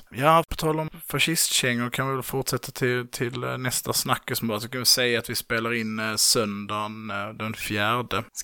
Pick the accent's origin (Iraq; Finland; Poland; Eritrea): Poland; Och sen så är jag så här bara, men jag är ju polack.